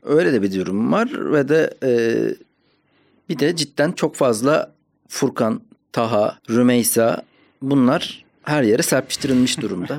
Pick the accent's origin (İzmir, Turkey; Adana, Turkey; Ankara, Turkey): Ankara, Turkey; Ankara'da büyüdüm.